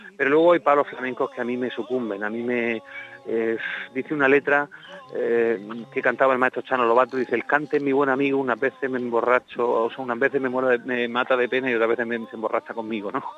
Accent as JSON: {"language": "Spanish", "town": "La Unión", "region": "Region of Murcia", "country": "Spain", "said": "mi tierra, de la Sierra Minera de Cartagena de la Unión"}